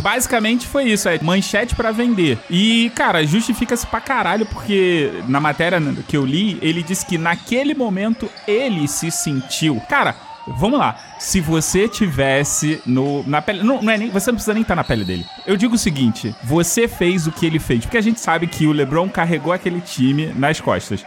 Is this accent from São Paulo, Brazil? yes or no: no; Rio de Janeiro, Brazil; eu sou carioca